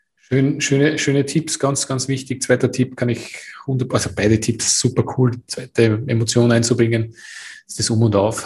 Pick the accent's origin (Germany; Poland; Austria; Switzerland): Austria; bei uns in Österreich